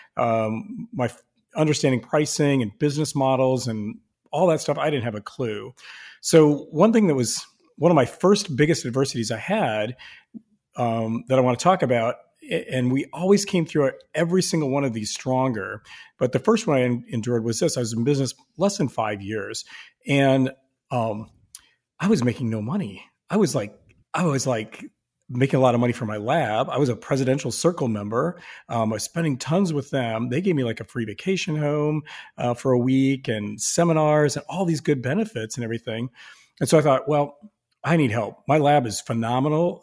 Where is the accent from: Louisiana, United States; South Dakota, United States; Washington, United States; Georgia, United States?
South Dakota, United States; Sioux Falls; I'm from Sioux Falls, South Dakota.